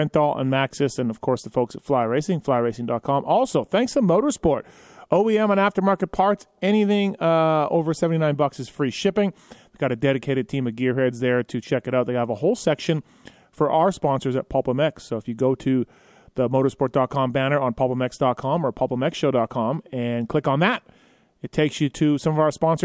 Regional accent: Canada; I'm Canadian

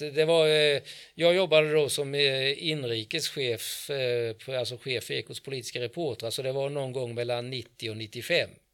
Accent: Växjö, Kronoberg County, Sweden; jag kommer ifrån Växjö, jag har inte ändrat på min dialekt någonting egentligen

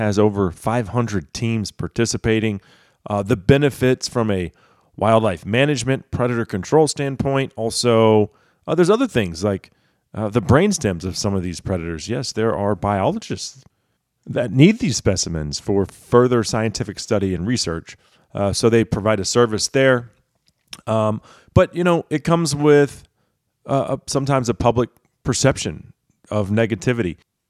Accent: Texas, United States; And keep in mind, I'm a Texan for Mount Lyons

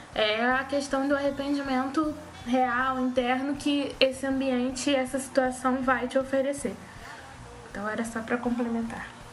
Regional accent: Rio de Janeiro, Brazil; accent: carioca

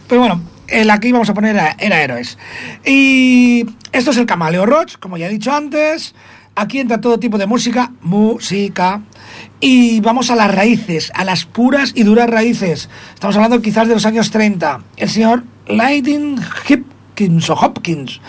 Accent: Spain; somos españoles todavía

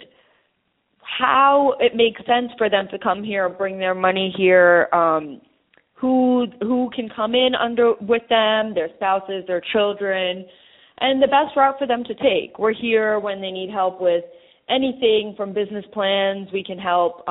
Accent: India; I'm Indian

